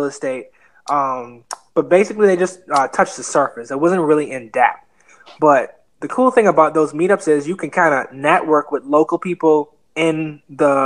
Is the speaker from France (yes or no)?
no; Nassau, New Providence, Bahamas; moved away; also born or lived in Fort Lauderdale, Florida; I was raised in an island called Nassau, Bahamas, but I was born in Fort Lauderdale, Florida.